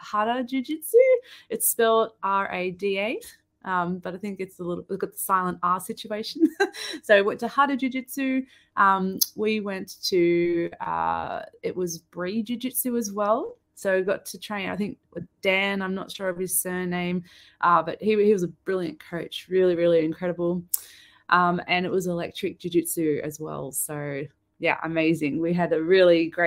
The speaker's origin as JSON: {"language": "English", "town": "Sydney", "region": "New South Wales", "country": "Australia", "said": "We're both from Sydney"}